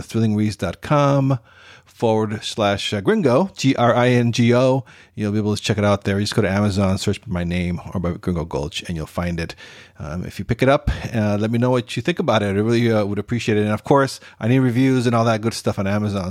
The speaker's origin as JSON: {"language": "English", "country": "Costa Rica", "said": "my home country of Costa Rica"}